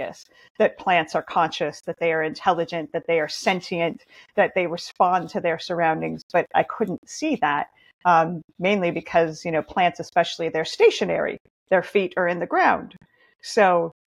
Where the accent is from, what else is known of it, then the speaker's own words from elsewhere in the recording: Montana, United States; now in Oregon, United States; I grew up in Montana in nature